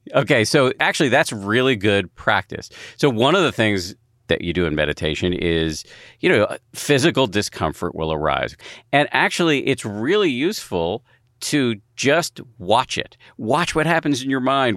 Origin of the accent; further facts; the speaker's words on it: United States; as an American